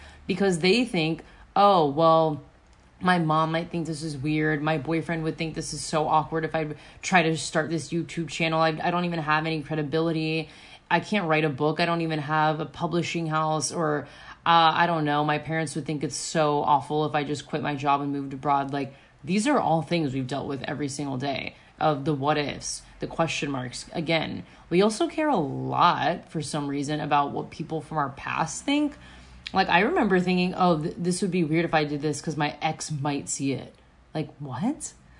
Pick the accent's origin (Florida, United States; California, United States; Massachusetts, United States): Florida, United States; I come from Florida. Like, I didn't grow up in a super privileged neighborhood or anything.